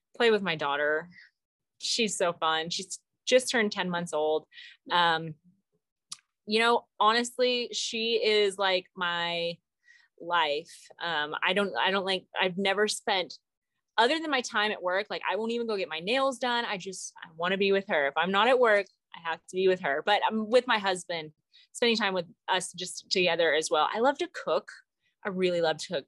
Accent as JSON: {"language": "English", "region": "Arkansas", "country": "United States", "moved": "yes", "lives_now": "Colorado, United States", "said": "I'm from Arkansas, Arkansas Razorbacks"}